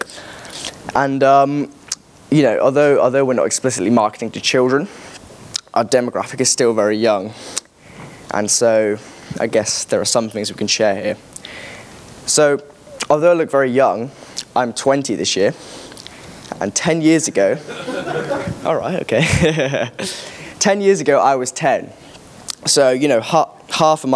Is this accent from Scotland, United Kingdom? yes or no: no; Corby, East Midlands, United Kingdom; my hometown called Corby Magazine